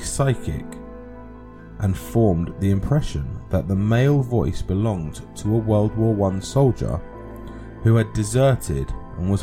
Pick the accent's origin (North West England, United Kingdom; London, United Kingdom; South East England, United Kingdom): London, United Kingdom; accent: London; I've got a London accent.